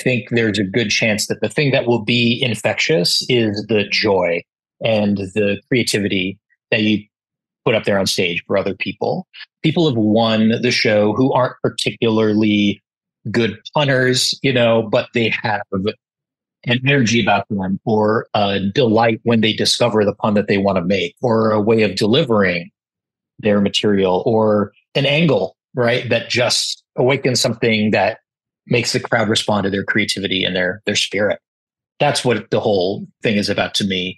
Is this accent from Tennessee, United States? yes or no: no; Milwaukee, Wisconsin, United States; moved away; I'm from Milwaukee, Wisconsin, originally, and I was, I want to say, 3 or 4 years old